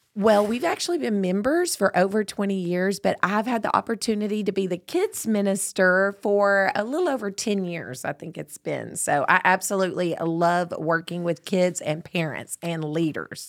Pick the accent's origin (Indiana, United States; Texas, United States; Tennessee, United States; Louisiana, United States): Texas, United States; Tyler; I was born in Tyler